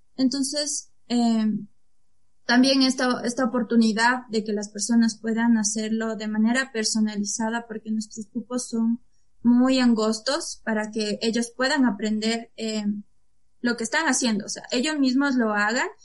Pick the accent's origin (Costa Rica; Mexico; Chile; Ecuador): Ecuador; la situación en mi país es muy difícil conseguir un trabajo